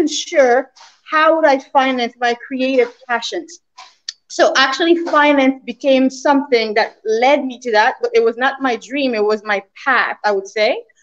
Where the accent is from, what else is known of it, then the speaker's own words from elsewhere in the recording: Canada; moved away as an adult; also born or lived in New York / Caribbean; I'm from Canada, but then I moved to New York to get into the financial mega place of New York